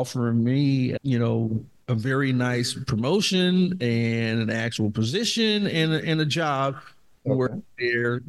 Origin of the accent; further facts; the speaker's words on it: Dayton, Ohio, United States; I'm from Dayton, Ohio